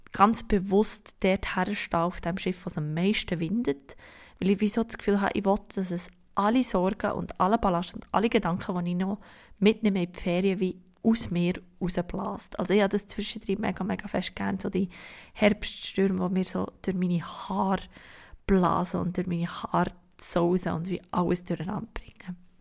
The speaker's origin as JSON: {"language": "German", "country": "Switzerland", "said": "bei uns in der Schweiz"}